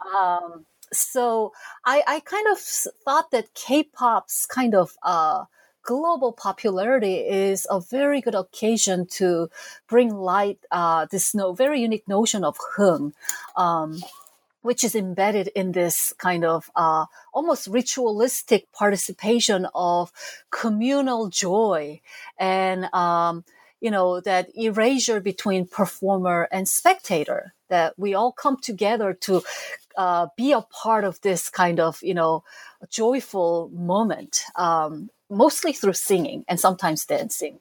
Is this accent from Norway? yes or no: no; South Korea; moved away as an adult; now in United States; as a teenager growing up in South Korea um, in the 70s and 80s